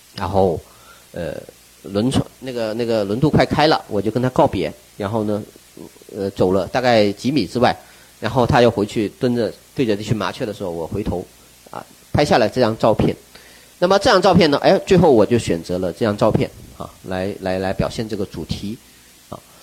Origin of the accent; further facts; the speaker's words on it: Wuchuan, Guangdong, China; now in Guangzhou, China; 广州和我的家乡湛江、吴，呃，吴川